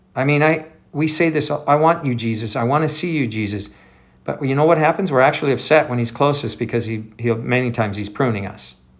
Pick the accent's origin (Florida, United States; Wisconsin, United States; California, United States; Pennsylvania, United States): Wisconsin, United States; I grew up in Wisconsin